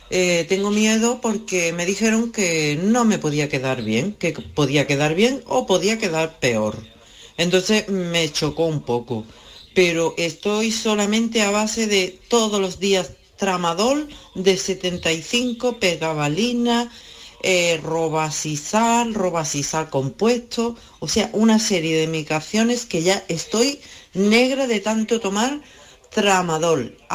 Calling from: Málaga, Andalusia, Spain; Eh, soy de Málaga

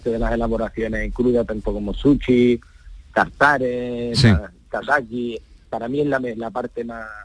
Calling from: Seville, Andalusia, Spain; de Sevilla.

